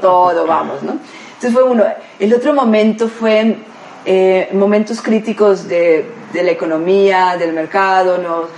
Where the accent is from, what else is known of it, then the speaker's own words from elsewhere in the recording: Colombia; moved away as an adult; now in Mexico; Como buena colombiana